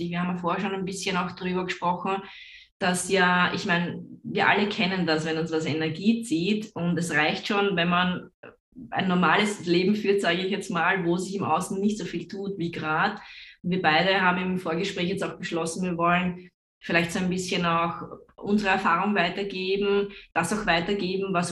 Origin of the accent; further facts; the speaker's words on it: Austria; weil ich selber bin ja Österreicherin.